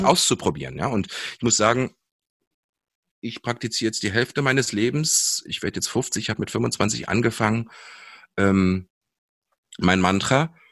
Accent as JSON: {"language": "German", "town": "Seesen", "region": "Lower Saxony", "country": "Germany", "tie": "born or raised there", "said": "wir sind in Sesen am Harz aufgewachsen"}